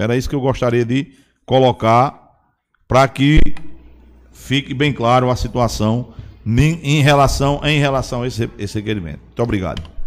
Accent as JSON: {"language": "Portuguese", "area": "Pitombeira", "region": "Paraíba", "country": "Brazil", "tie": "born or raised there", "said": "quando eu era menino na Pitombeira"}